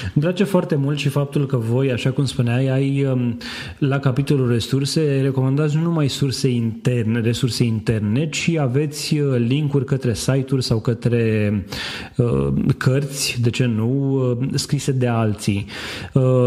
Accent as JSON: {"language": "Romanian", "country": "Romania", "said": "în țara noastră"}